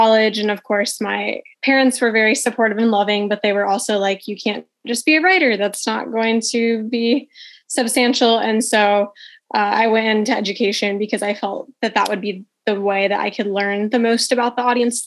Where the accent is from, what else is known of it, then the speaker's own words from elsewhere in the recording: Ohio, United States; I am from Ohio. So if you are a fan of cornfields across the street, that's where I am. But I love it. I have lived here my entire life.